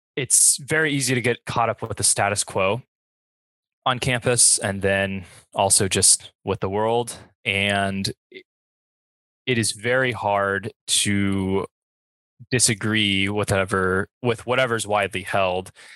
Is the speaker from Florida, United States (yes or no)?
yes; Bradenton, Florida, United States; I come from the Bradenton area, which is in general pretty conservative, um, mostly white and uh, the high school I went to was also very white, very conservative, and you know that's what I grew up